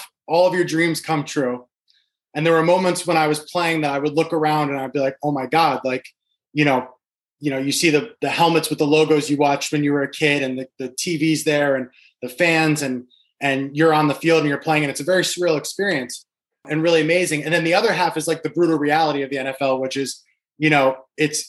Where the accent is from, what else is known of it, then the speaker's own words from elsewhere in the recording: Guilford, Connecticut, United States; also born or lived in Wisconsin / Seattle; I'm actually from Guilford, Connecticut, where my business is located. I grew up here.